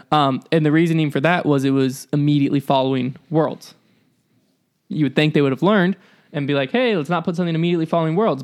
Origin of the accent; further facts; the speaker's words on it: the South, United States; I'm from the South